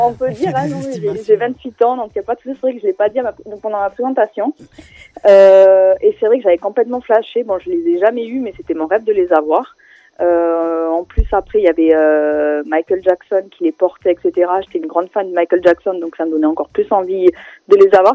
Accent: Perpignan, Occitania, France; moved away as an adult; now in Paris, France; Je viens de Perpignan, dans le sud de la France, et ça fait maintenant 7 ans que je suis sur Paris

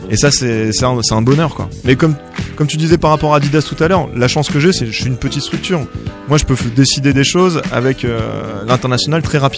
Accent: Marseille, Provence-Alpes-Côte d'Azur, France; Je suis de Marseille euh, de la région, j'ai mon truc humain quoi.

